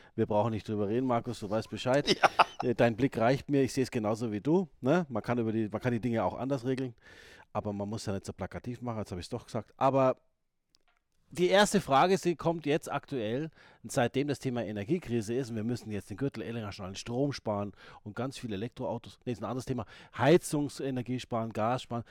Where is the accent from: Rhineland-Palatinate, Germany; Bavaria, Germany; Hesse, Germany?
Bavaria, Germany; Ingolstadt; moved away; ich komme aus Ingolstadt ursprünglich